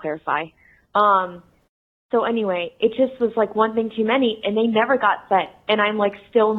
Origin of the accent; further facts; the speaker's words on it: Tampa, Florida, United States; Hi, Allie. … I am from Tampa, Florida.